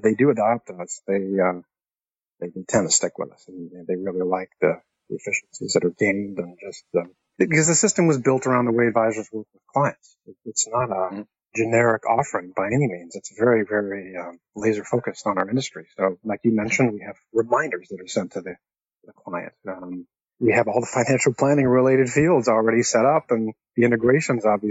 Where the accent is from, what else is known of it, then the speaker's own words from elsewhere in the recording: Canada; now in Atlanta, United States; I'm Canadian also and living in Atlanta